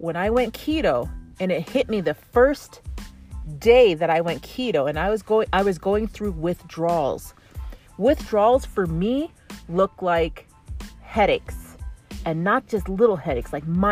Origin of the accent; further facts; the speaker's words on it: Canada; I have like the English French because I'm from Canada